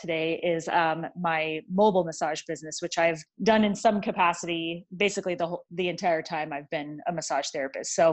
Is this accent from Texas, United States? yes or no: no; San Jose, California, United States; moved away as an adult; also born or lived in San Diego, California; now in Lincoln, United States; I grew up in San Jose, California